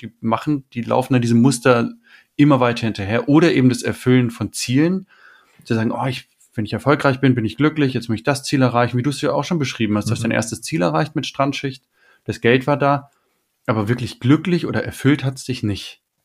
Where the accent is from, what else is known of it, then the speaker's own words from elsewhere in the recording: Germany; wir sind jetzt bei den Deutschland aufgewachsen